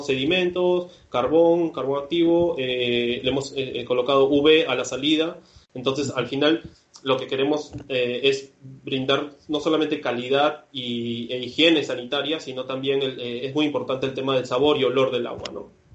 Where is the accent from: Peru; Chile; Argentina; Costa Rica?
Peru; moved away as an adult; now in Barcelona, Spain; yo finalmente soy, de Perú